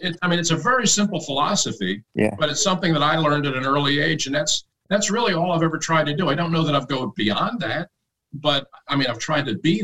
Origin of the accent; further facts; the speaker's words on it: Philadelphia, Pennsylvania, United States; I was from Philly.